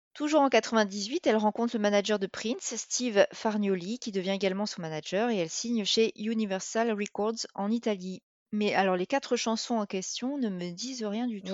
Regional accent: the South, southern France, France; on est du Sud

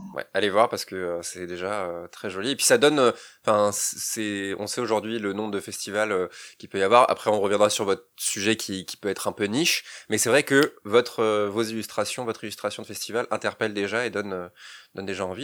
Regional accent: Rennes, Brittany, France; Nous on est Rennais d'origine

